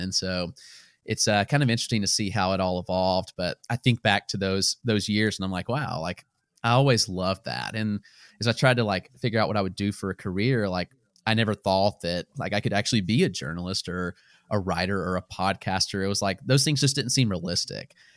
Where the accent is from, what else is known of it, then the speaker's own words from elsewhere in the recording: Greenwood, South Carolina, United States; now in Greenville, United States; I grew up in Greenwood, South Carolina